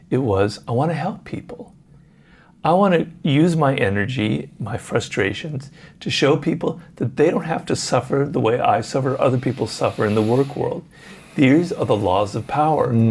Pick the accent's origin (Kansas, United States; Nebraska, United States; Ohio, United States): Ohio, United States; Columbus; I'm from Columbus, but Ohio.